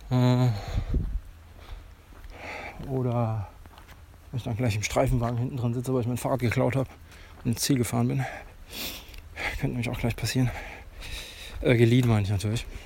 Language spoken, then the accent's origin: German; Ettling, Germany; ist der Ort, in dem ich lange zur Schule gegangen bin, meinen Abschluss gemacht habe, quasi meine Jugend hier verbracht in Ettling.